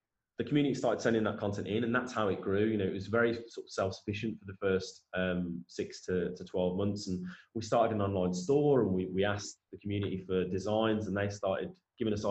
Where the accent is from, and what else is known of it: Tamworth, West Midlands, United Kingdom; born or raised there